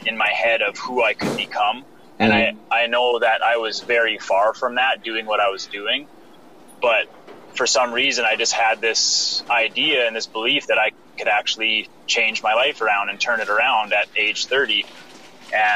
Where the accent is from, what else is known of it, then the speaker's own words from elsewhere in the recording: Saskatoon, Saskatchewan, Canada; I'm from Saskatoon, Saskatchewan, Canada.